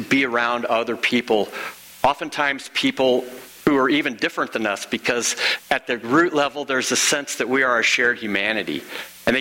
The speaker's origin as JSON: {"language": "English", "region": "Illinois", "country": "United States", "said": "In the case of being from Illinois, I'm an Illinoisan"}